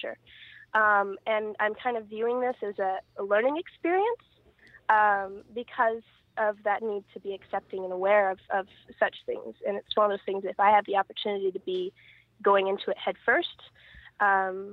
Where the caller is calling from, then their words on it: Riverside, California, United States; I'm calling from Riverside, California